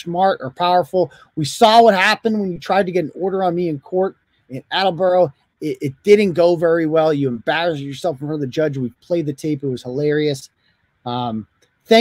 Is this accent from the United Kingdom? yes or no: yes; United Kingdom; I'm British